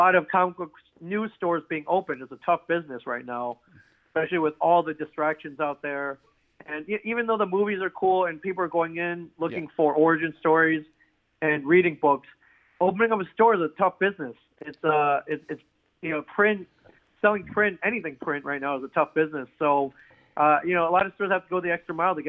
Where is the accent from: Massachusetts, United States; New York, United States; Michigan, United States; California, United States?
Michigan, United States; Ann Arbor; moved away; also born or lived in Jackson, Michigan; growing up in the Ann Arbor area